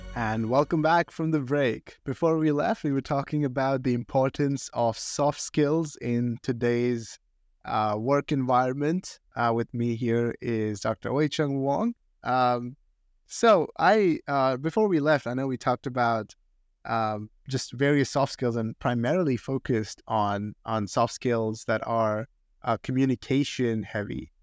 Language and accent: English; India; moved away as an adult; now in United States; I grew up in India and I went to high school in India